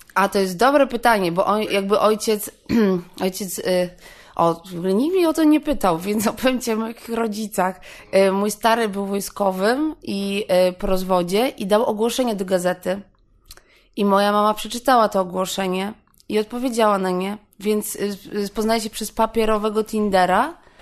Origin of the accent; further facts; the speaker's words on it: Warsaw, Masovian Voivodeship, Poland; ja jestem z Warszawy.